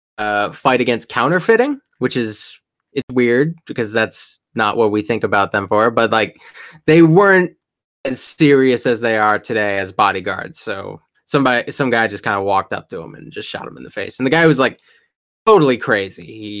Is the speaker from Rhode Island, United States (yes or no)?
yes; Rhode Island, United States; I'm from Rhode Island